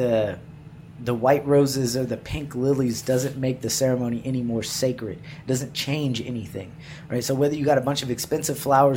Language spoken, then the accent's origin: English; Waco, Texas, United States; moved away; I'm from Waco